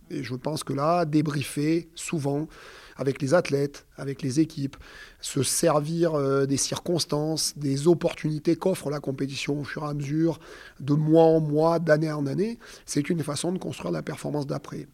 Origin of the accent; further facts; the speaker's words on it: Auvergne-Rhône-Alpes, France; je suis auvergnat